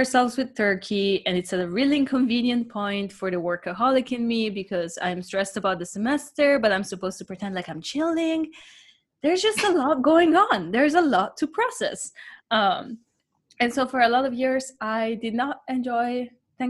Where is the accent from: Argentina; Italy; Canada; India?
Italy; moved away; growing up in Italy, a lot of our holidays